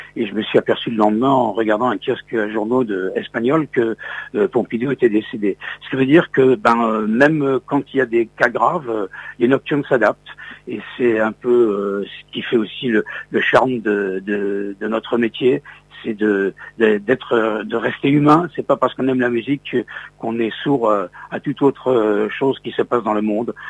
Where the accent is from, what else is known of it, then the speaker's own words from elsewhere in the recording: Metz, Grand Est, France; moved away; je suis originaire de la ville de Metz, en Lorraine